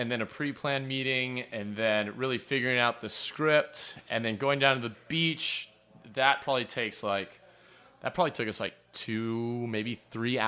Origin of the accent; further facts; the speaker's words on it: Hawaii, United States; moved away; we're born and raised in Hawaii.